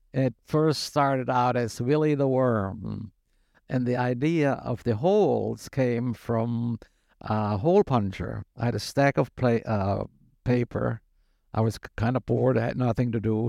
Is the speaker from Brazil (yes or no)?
no; Germany; moved away as an adult; also born or lived in Syracuse, New York, United States; now in United States; I was born in the United States to German immigrant parents, and when I was six years old and going to first grade here, they went back to Germany. So from age six to 22, I lived in Germany